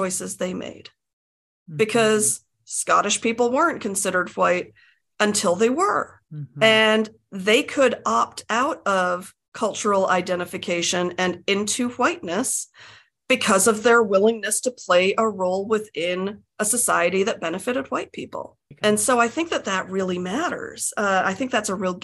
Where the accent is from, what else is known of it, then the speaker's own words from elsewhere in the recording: United States; also born or lived in England; I was born in Britain and we moved to the States when I was a toddler